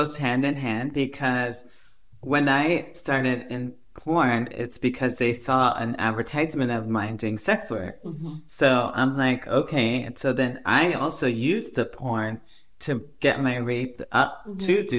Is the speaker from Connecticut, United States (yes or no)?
no; San Diego, California, United States; also born or lived in Europe; now in New York, United States; I'm from San Diego originally, but I've been living most of my life in New York and Europe.